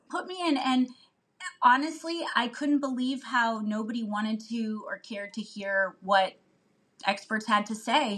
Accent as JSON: {"language": "English", "region": "Northeast Ohio", "country": "United States", "tie": "born or raised there", "said": "I'm from Ohio and was raised in Northeast Ohio"}